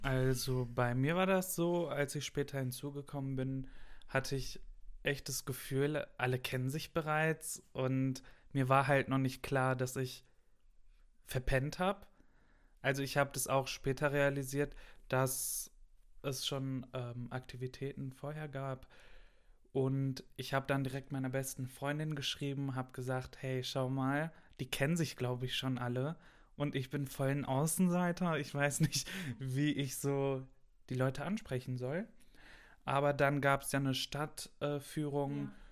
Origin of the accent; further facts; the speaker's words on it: Gelsenkirchen, North Rhine-Westphalia, Germany; moved away; ich komme aus dem Westen, mitten aus dem Ruhrpott aus Gelsenkirchen